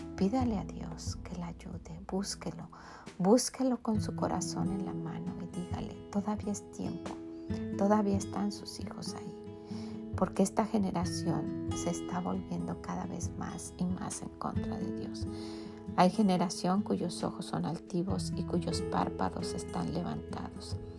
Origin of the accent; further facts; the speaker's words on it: Mexico; en mi país, que es México